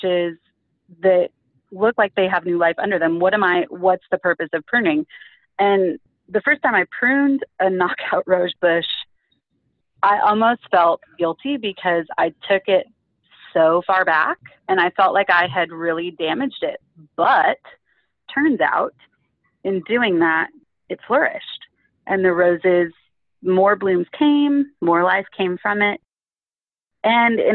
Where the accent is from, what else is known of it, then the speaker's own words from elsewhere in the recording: California, United States; growing up in California where I grew up